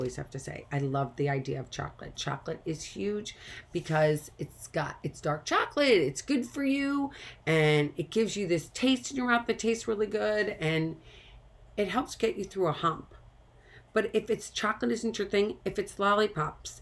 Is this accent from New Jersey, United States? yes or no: no; St. Louis, Missouri, United States; moved away; I came from St. Louis, Missouri. We grew up going to tornado drills. I had a tornado drill all the time